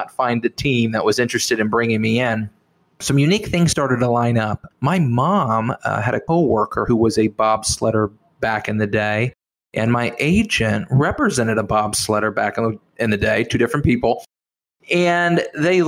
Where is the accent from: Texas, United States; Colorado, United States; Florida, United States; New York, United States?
Texas, United States; I'm from Texas. We don't get any snow